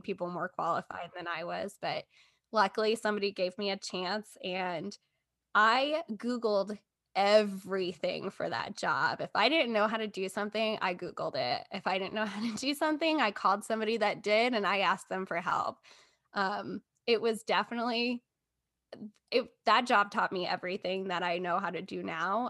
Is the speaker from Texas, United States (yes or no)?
yes; Texas, United States; moved away as an adult; also born or lived in Columbia, Missouri; I grew up in Texas.